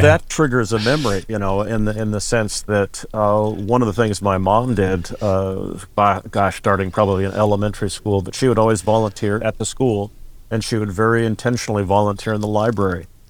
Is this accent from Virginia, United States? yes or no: no; California, United States; moved away as an adult; also born or lived in Oregon / Wisconsin; born and raised in California